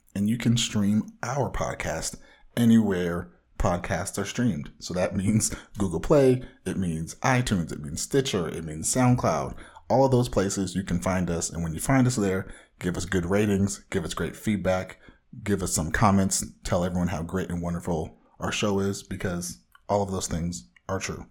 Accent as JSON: {"language": "English", "area": "Orange County", "region": "Southern California", "country": "United States", "said": "bona fide comic book fanatic from the widest part of Southern California."}